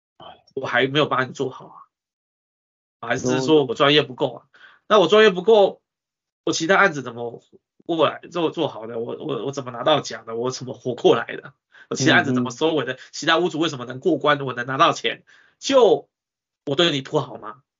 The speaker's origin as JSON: {"language": "Chinese", "country": "Taiwan", "said": "我们台湾人"}